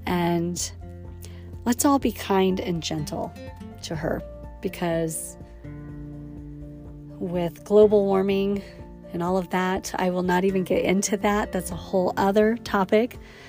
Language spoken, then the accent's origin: English; Wyoming, United States; the essence of the textures and colors of my youth just from growing up in Yellowstone.